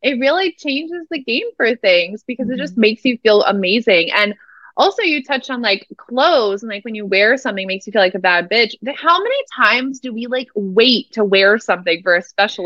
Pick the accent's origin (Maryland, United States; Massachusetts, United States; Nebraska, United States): Nebraska, United States; Omaha; moved away; also born or lived in Lincoln, Nebraska; I'm from Nebraska originally. I like grew up in Omaha, Nebraska.